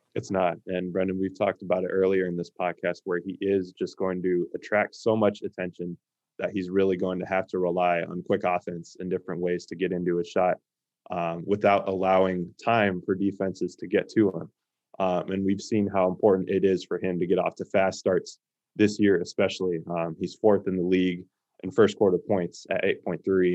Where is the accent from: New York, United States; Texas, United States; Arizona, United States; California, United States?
Arizona, United States; Phoenix; growing up in the Valley